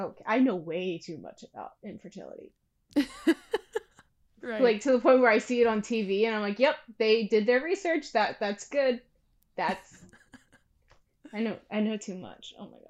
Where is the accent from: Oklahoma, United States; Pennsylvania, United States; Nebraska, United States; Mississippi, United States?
Pennsylvania, United States; also born or lived in New Jersey; I'm from Pennsylvania now, but I was born in South Jersey. And then through moving, I am in Pennsylvania again. Most of my life that I fully remember has been in Pennsylvania.